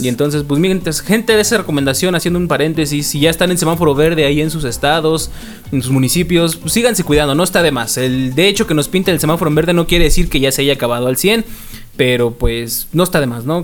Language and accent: Spanish; Mexico City, Mexico; now in Oaxaca, Mexico; como buen este chilango que llegué a, Oaxaca